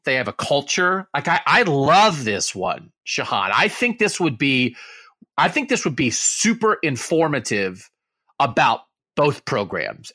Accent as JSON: {"language": "English", "region": "Pennsylvania", "country": "United States", "tie": "born or raised there", "said": "I was growing up in Pennsylvania in the eighties"}